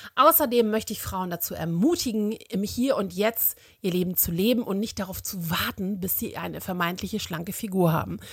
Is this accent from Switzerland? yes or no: no; Germany; bei uns in Deutschland